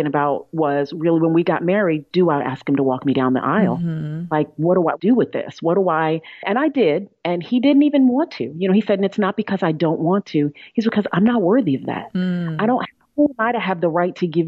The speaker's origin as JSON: {"language": "English", "region": "New York", "country": "United States", "said": "I'm a New Yorker"}